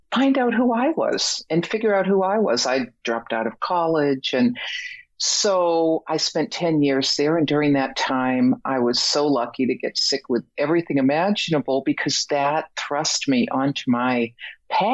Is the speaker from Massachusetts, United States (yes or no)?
yes; Boston, Massachusetts, United States; moved away as an adult; also born or lived in Mexico; I'm originally from Boston